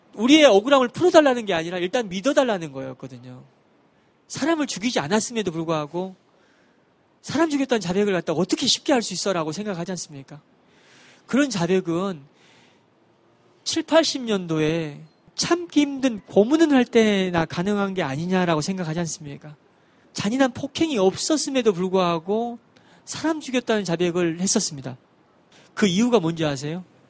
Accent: Wando, South Jeolla, South Korea; 전라도 완도에서 배를 타고 들어가는 섬에서 태어나고 자랐습니다

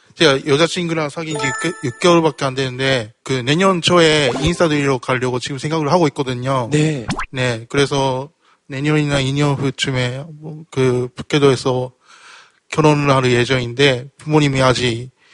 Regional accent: Hokkaido, Japan; Korean is a second language; now in South Korea; 일본 홋카이도에서 온

